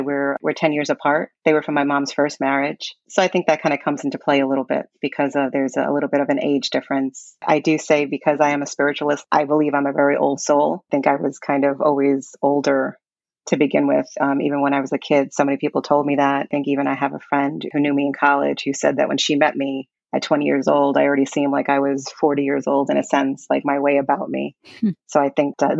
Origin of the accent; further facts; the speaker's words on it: New York City, New York, United States; I'm from Brooklyn, New York, born in 1974